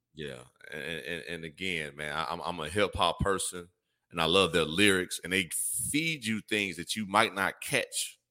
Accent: Gary, Indiana, United States; also born or lived in Chicago; growing up in the Midwest

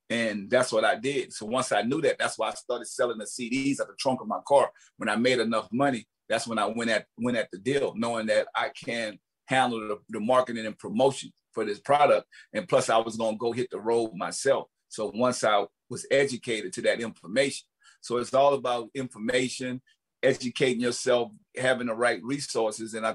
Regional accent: the South, United States; I'm from the South. We all look alike.

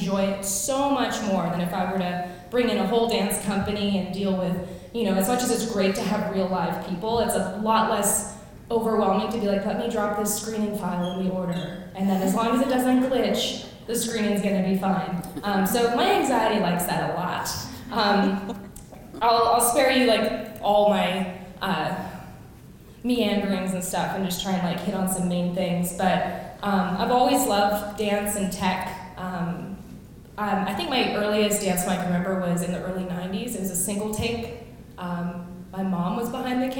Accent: Vancouver, British Columbia, Canada; moved away as an adult; now in Washington, DC, United States; I am from Vancouver, BC, Canada. I now live in Washington, DC

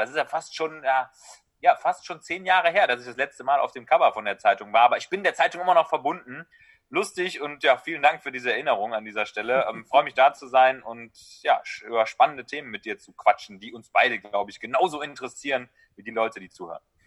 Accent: Düsseldorf, North Rhine-Westphalia, Germany; hier in äh, Düsseldorf, wo ich herkomme

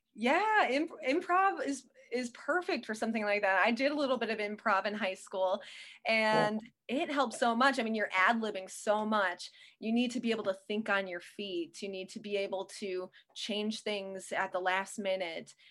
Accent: Western Wisconsin, United States; also born or lived in Connecticut; I grew up in Western Wisconsin, so I know the area

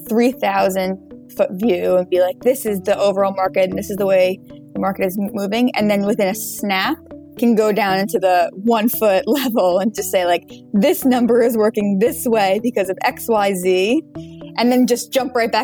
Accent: New York, United States; I grew up in New York, so have not strayed too far across the years

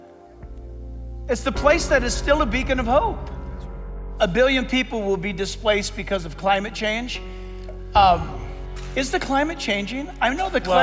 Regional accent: Southern California, United States; also born or lived in San Diego; I grew up in Southern California and born in San Diego

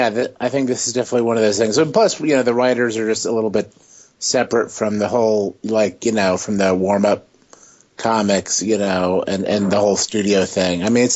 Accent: Westchester, New York, United States; I'm from Westchester, which is just like north of the city.

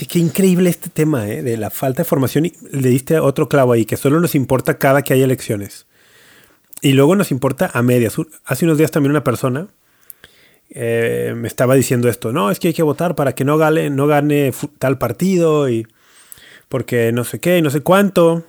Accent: Mexico; Soy mexicano

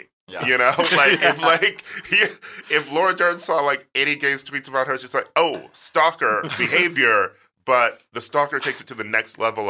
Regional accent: Milwaukee, Wisconsin, United States; I'm from Milwaukee. And like, yeah, Midwest.

